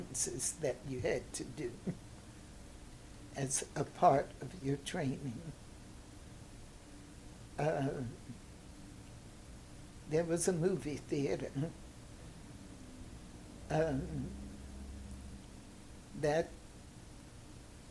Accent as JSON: {"language": "English", "town": "Tarboro", "region": "North Carolina", "country": "United States", "tie": "born or raised there", "also_born_or_lived": "Savannah, Georgia", "moved": "as an adult", "lives_now": "St. Louis, United States", "said": "I was born in Savannah, but they left Savannah and moved to North Carolina, where he took on the work that my grandfather had started"}